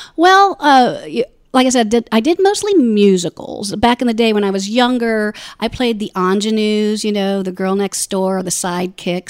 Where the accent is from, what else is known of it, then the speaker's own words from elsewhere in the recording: Orlando, Florida, United States; moved away as an adult; also born or lived in Ohio; I grew up in Orlando